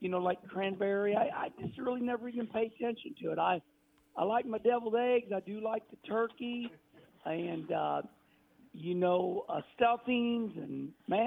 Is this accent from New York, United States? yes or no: no; Rolla, Missouri, United States; I was raised in Rolla, Missouri, and spent a lot of time in Springfield, and West Plains, Fort Leonard Wood, when I was a kid growing up